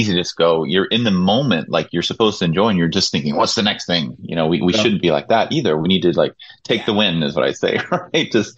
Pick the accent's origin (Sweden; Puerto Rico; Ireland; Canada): Sweden; Stockholm, Stockholm County; moved away; I came from Sweden, born in Stockholm